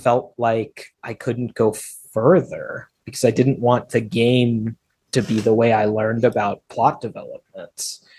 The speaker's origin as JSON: {"language": "English", "town": "Federal Way", "region": "Washington", "country": "United States", "tie": "born or raised there", "said": "My hometown, Federal Way, Washington."}